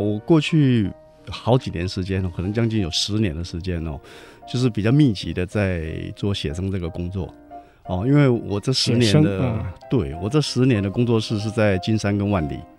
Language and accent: Chinese; Taiwan; 但是事实上我们老家那条路是以前挑硫磺，还有挑地瓜